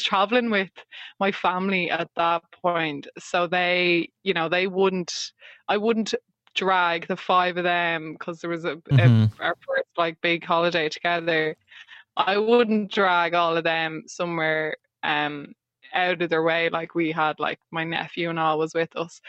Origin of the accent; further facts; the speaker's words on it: Ireland; as an Irish person, ginger, freckly, the whole shebang